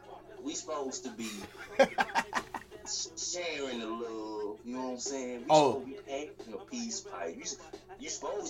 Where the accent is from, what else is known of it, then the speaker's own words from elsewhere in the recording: Louisiana, United States; I'm from Louisiana.